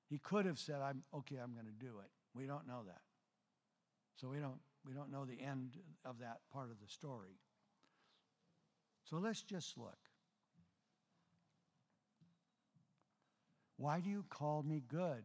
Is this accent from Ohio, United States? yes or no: no; Mount Vernon, Washington, United States; I was born in Mount Vernon.